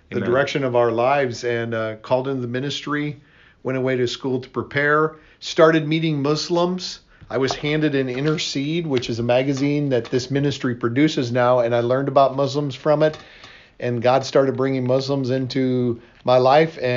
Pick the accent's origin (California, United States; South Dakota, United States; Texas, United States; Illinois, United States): South Dakota, United States; moved away as an adult; also born or lived in Pakistan; I'm from South Dakota.